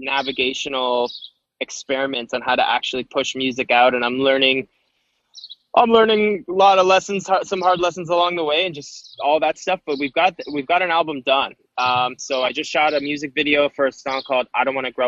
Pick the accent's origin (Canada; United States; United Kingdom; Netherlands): Canada; born or raised there; now in Toronto, Canada